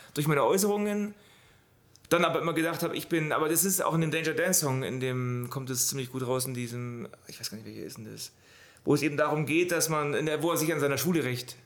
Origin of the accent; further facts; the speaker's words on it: Allgäu, Bavaria, Germany; ich bin im Allgäu groß geworden